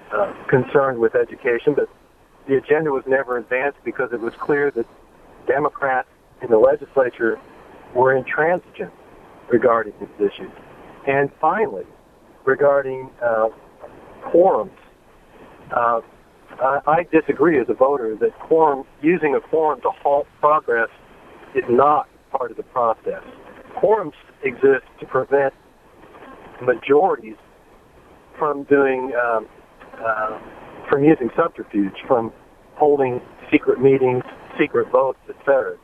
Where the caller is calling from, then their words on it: Columbus, Ohio, United States; I'm from Columbus.